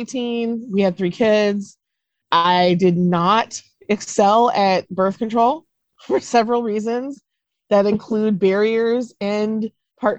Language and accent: English; Duluth, Minnesota, United States; moved away; also born or lived in Wisconsin / Mississippi; that's where I grew up, in a very, very white area of Minnesota and Wisconsin